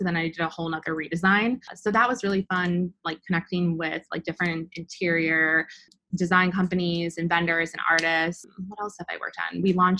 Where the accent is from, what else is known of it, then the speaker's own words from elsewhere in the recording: Midwest, United States; And then I think because I'm from the Midwest, like I feel like I'm nice.